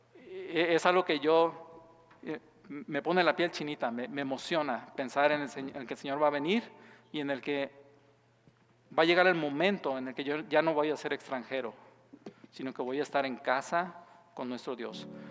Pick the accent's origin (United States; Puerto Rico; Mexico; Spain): Mexico; moved away as an adult; soy mexicano